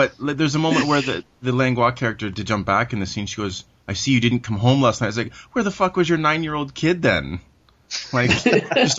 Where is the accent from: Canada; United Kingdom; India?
Canada; Being Canadian